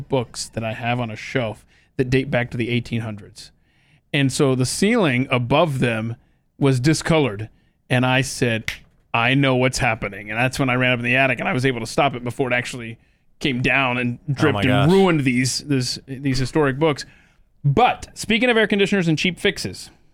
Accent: Atlanta, Georgia, United States; I grew up in Atlanta and I did not have air conditioning growing up

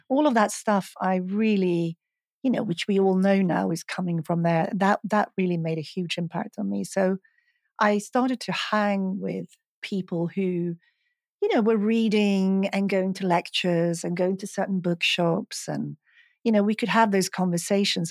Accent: Stockholm, Stockholm County, Sweden; moved away as an adult; also born or lived in Los Angeles; I'm from Sweden, I'm from Stockholm

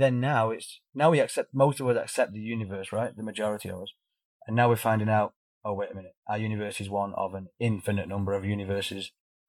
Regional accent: United Kingdom; This is how we are. We're British. We eat beige food.

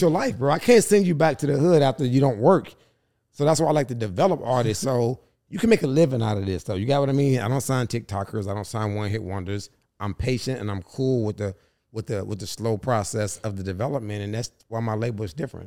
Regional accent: Charlotte, North Carolina, United States; also born or lived in New York; I'm from Charlotte

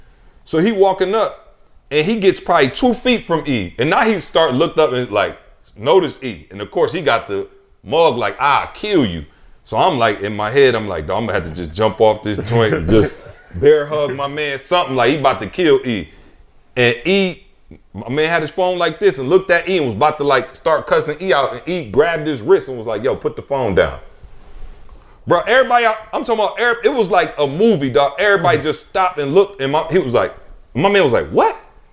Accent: Lansing, Michigan, United States; I'm from Lansing, Michigan, bro. We don't have nothing like that.

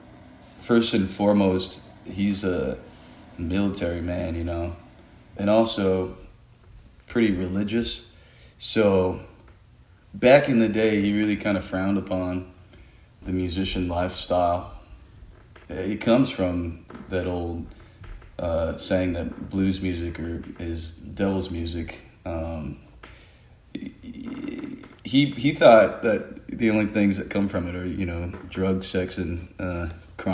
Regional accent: Sacramento, California, United States; also born or lived in Hayward, California; I was born in the Bay Area in Hayward. But I grew up in between kind of both of them. Yeah, Sacramento

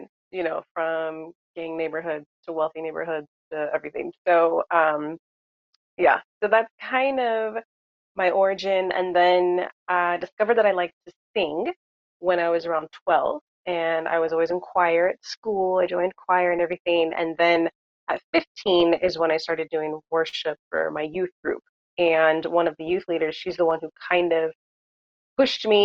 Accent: Southern California, United States; I was born and raised in Southern California

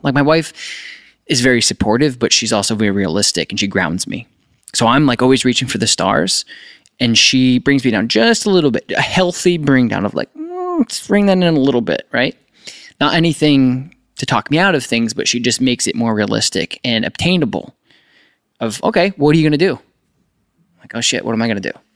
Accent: upstate New York, United States; I'm from New York

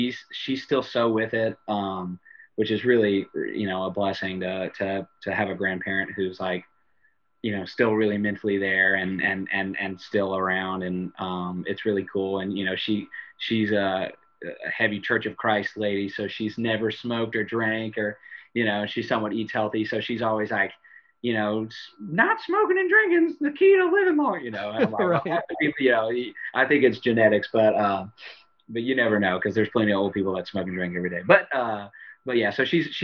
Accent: Baton Rouge, Louisiana, United States; growing up in Baton Rouge

